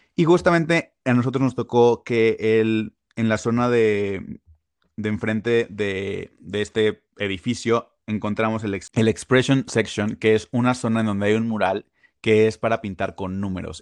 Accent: Mexico; also born or lived in Puebla; nosotros como mexicanos

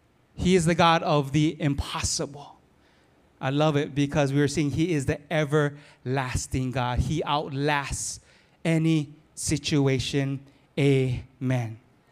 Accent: Philippines; I'm Filipino, but I'm married on Portuguese so that I can talk plenty.

